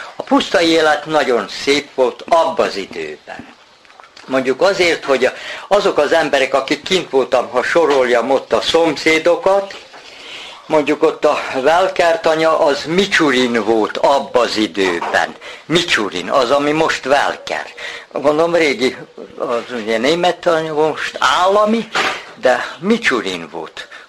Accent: Kishegyes, Vojvodina, Serbia; 39-ben születtem, a szüleim is kint azon a tanyán, ahol vagyunk, a Bajsai út. Bajsai úton ott laktunk, iskolás koromban is ott jártunk

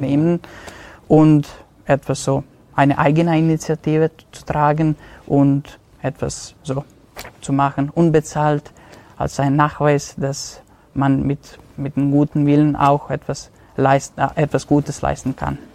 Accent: Vojvodina, Serbia; moved away as an adult; now in Innsbruck, Austria; die Vojvodina ist, äh, ist und wird für immer meine Heimat bleiben

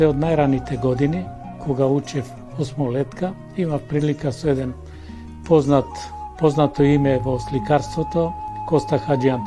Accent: Demir Hisar, North Macedonia; also born or lived in Bitola / Belgrade; now in Skopje, North Macedonia; се дојдов и во мојот роден крај да се одолжам, три години во служба за индивидуално земјоделство во Демир Хисар.

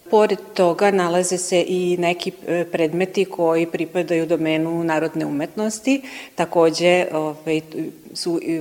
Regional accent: Serbia; kod nas u Srbiji

